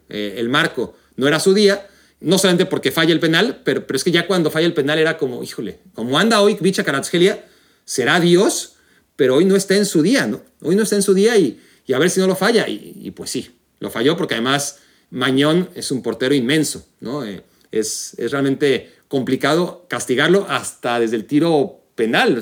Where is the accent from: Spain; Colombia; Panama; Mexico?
Mexico; como mexicano